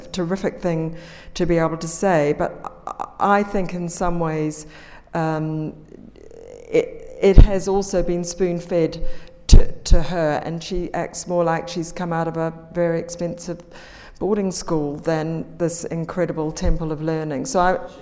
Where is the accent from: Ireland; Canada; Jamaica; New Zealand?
New Zealand; moved away; people like me coming from New Zealand